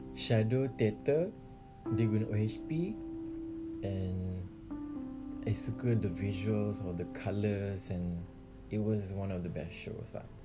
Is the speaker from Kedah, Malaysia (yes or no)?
yes; Sungai Petani, Kedah, Malaysia; moved away as an adult; now in Kuala Lumpur, Malaysia; memang Kedah